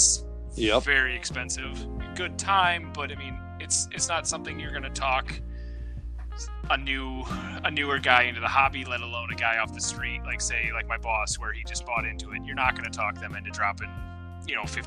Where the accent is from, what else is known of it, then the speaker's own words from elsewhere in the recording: Iowa, United States; I'm from Iowa, center of the 48 there.